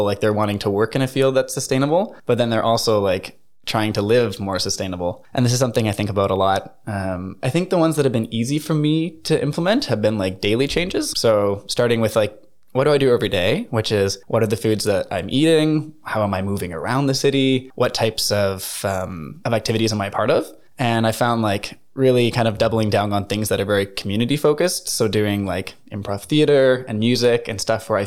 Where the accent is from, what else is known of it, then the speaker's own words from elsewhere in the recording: Canada; moved away as an adult; now in Norway; I'm from Canada